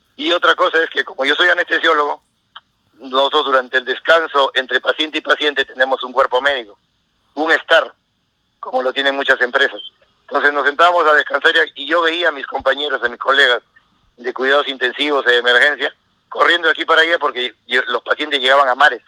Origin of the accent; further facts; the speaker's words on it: Peruvian coast, Peru; moved away as an adult; now in United States; uno como costeño lleva chompa, casaca, polo, camisa, gorro